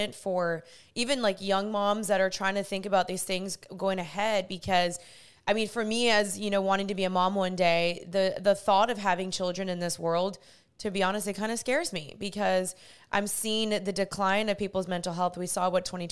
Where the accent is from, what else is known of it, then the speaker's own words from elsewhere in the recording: United States; I was born in the States